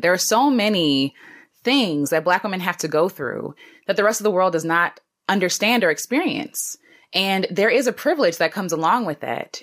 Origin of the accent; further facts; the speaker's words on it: United States; I'm an American black woman